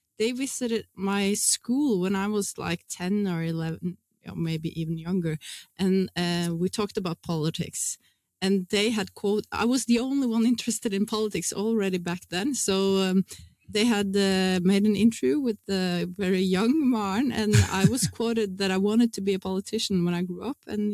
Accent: Lillehammer, Innlandet, Norway; I grew up in Lillehammer in Norway.

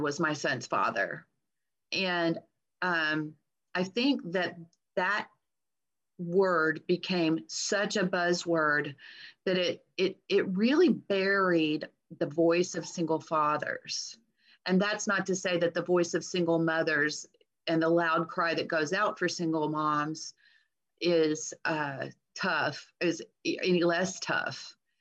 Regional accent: Texas, United States; I'm a Texan

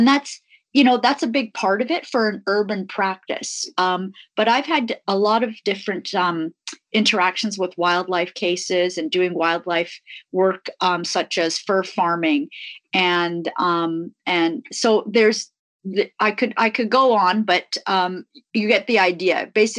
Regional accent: Tanzania; born there; I was born in Africa, not far from the Serengeti.

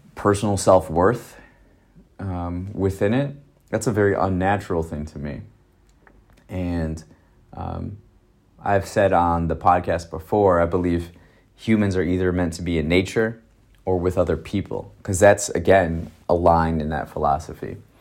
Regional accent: Wisconsin, United States; I'm from Wisconsin

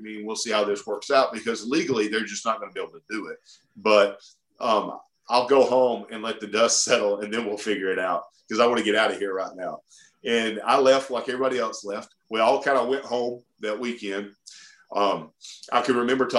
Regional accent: Oxford, Alabama, United States; also born or lived in Lafayette, Louisiana; I grew up dirt poor in Oxford, Alabama, digging ditches

